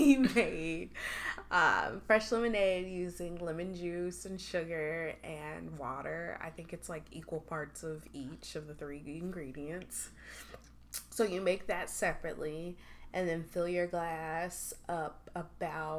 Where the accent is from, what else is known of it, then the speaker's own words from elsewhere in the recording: Chicago, Illinois, United States; We're from Chicago